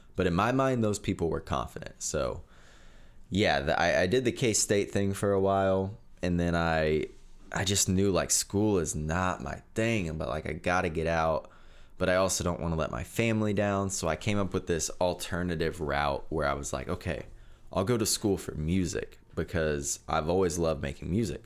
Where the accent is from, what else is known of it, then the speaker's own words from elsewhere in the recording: Nickerson, Kansas, United States; I'm from Nickerson, Kansas. Town of about a thousand people.